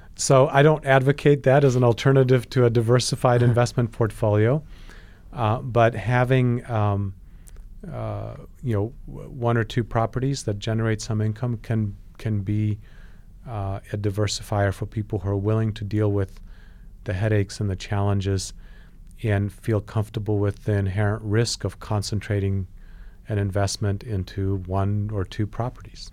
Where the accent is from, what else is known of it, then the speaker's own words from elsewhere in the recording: Poland; now in United States; I was born in Poland